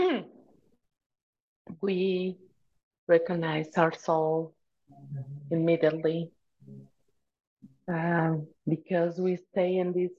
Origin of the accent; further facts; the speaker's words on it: Tijuana, Baja California, Mexico; first language Spanish; English is a second language; I was born in a Mexican family. I was born in Tijuana, Mexico. In also is California, but Baja California.